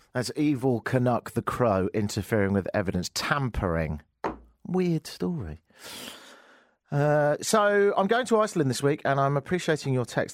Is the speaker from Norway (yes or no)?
no; United Kingdom; moved away as an adult; now in Canada; being a Brit